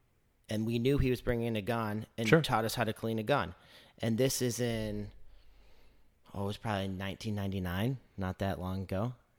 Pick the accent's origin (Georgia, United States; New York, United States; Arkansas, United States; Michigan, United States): Michigan, United States; Northern; I'm Northern Michigan.